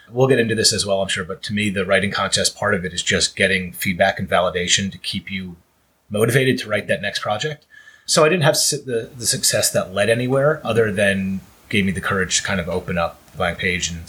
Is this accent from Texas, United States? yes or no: no; New York, United States; moved away as an adult; now in Los Angeles, United States; I'm originally from New York. I've been out in LA for about five years now with my wife and three kids